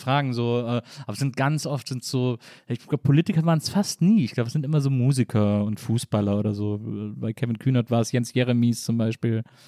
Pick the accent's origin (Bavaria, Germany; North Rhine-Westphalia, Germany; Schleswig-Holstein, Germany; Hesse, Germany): North Rhine-Westphalia, Germany; Wesseling; Ahaus ist so groß wie Wesseling, äh, also jetzt nicht auf deinen Namen bezogen, sondern aus dem Ort, wo ich herkomme